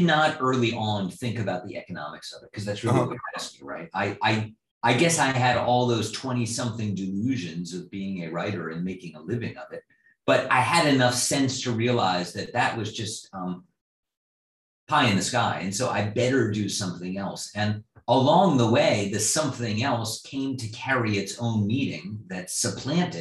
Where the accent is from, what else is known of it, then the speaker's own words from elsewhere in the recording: East Coast, United States; moved away as an adult; now in Midwest, United States; I grew up in the East Coast.